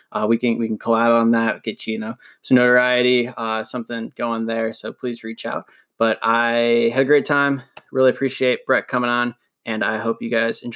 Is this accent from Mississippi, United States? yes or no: no; Cleveland, Ohio, United States; also born or lived in Columbus / Kentucky / Indiana / Louisville; now in Massachusetts, United States; So I'm originally from Cleveland. So I started out in Cleveland, and then I ended up moving. This is the fifth state I've lived in.